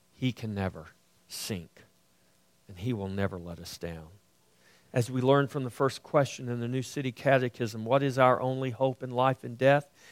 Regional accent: United States; I grew up on the coast

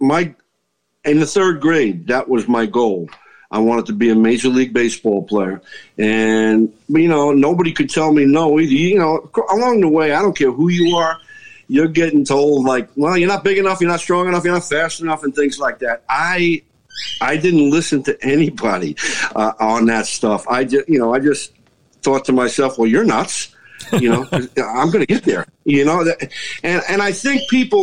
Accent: New York City, New York, United States; I grew up in New York City

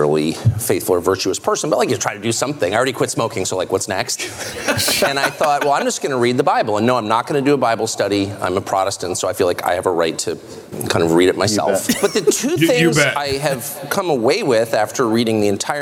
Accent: United States; I'm American

